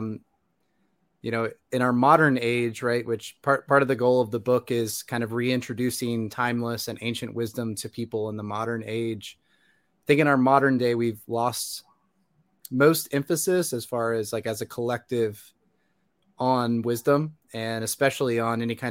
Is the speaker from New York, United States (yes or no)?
no; Indiana, United States; moved away as an adult; now in Atlanta, United States; Originally from Indiana. I moved down to, currently I'm in Atlanta, Georgia.